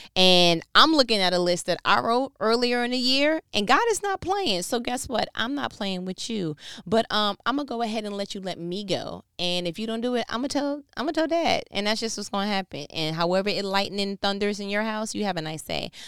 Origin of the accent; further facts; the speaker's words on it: New York, United States; I'm from New York